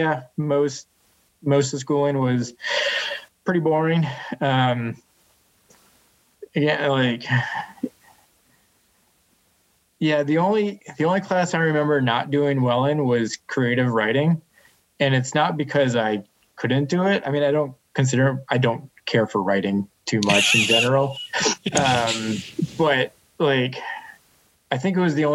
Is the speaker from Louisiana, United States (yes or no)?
no; Western Massachusetts, United States; I grew up in Western Massachusetts, one of the bigger cities